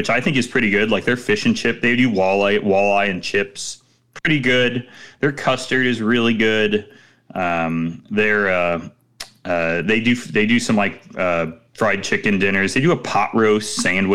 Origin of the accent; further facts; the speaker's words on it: Chicago, Illinois, United States; As a Chicagoan